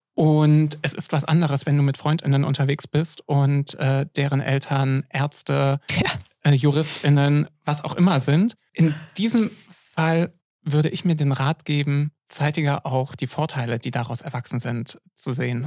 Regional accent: Görlitz, Saxony, Germany; ich bin in Ostsachsen groß geworden

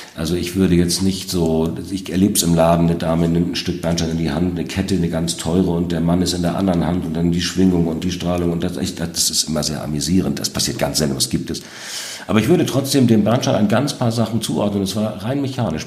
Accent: North Sea coast, Germany; das ist der Naturraum, das ist auch meine Heimat.

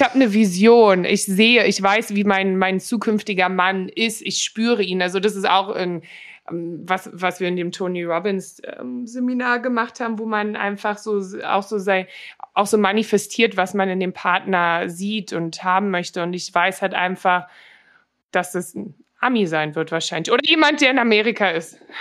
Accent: Berlin, Germany; accent: Berliner; moved away as an adult; now in Los Angeles, United States; ich bin halt in Berlin aufgewachsen, ne? Auch hier in Neukölln

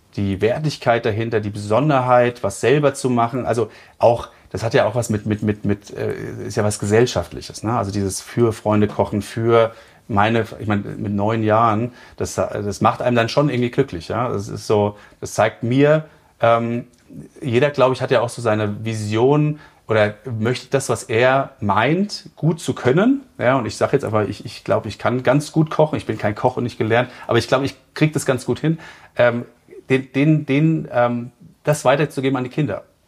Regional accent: Frankfurt, Hesse, Germany; now in Chiemgau, Germany; ich komme aus Frankfurt ursprünglich

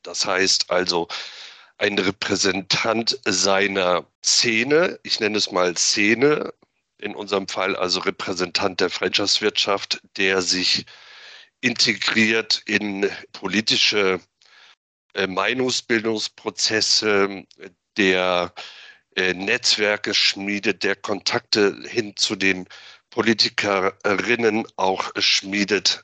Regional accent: Flensburg, Schleswig-Holstein, Germany; moved away as an adult; now in Berlin, Germany; gebürtiger Flensburger, 1975 geboren dort, aufgewachsen, natürlich die norddeutsche Seeluft eingeatmet

